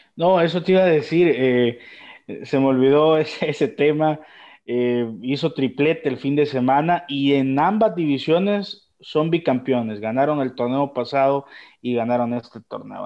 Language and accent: Spanish; El Salvador; nosotros en El Salvador